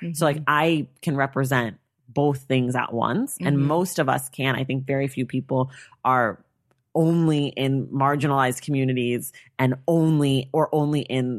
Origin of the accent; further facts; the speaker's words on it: United States; we're both American.